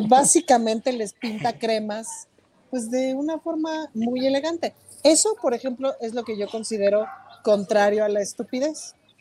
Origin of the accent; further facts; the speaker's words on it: Mexico; soy mexicana